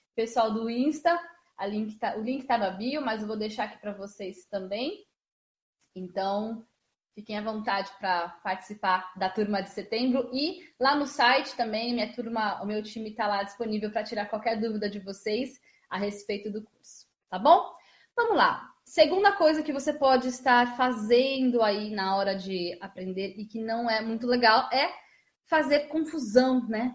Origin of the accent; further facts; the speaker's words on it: Osasco, São Paulo, Brazil; eu sou de Osasco, Jefferson, nasci em Osasco